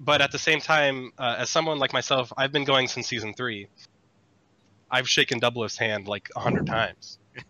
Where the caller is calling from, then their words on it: Rancho Cucamonga, California, United States; Rancho Cucamonga, California.